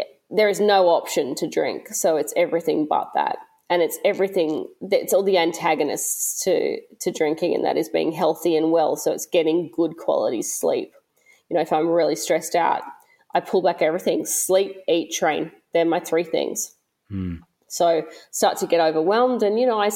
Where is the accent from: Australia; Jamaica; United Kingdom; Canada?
Australia; also born or lived in Melbourne / Gold Coast